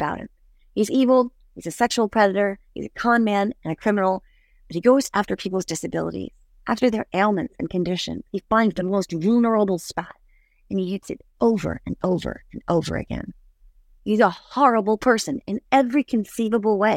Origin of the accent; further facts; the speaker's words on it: United States; as an American